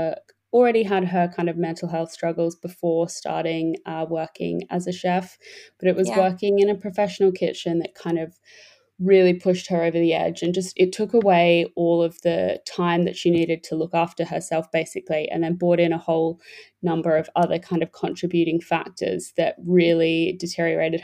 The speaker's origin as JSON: {"language": "English", "country": "Australia", "tie": "born or raised there", "moved": "yes", "said": "I am Australian. Well, I'm British. Both my parents are English, but I was born and grew up in Australia."}